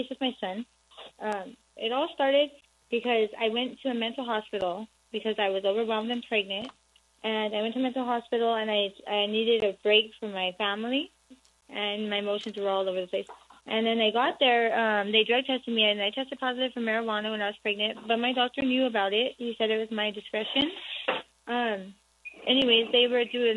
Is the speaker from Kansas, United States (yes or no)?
no; Pomona, California, United States; I'm actually from Pomona, Los Angeles County